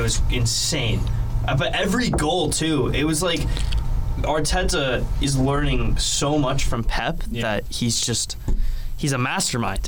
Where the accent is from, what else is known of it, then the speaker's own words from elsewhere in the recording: United States; as an American